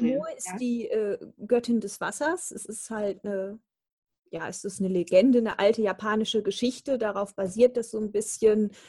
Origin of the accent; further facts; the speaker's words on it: Rhineland, Germany; ich komme aus dem Rheinland.